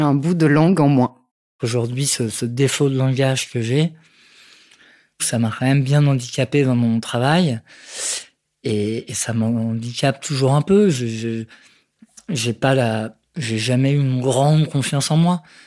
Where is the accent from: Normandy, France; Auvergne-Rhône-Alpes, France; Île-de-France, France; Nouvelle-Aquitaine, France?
Normandy, France; Rouen; now in Paris, France; je suis née à Rouen, euh, je vis à Paris depuis une quinzaine d'années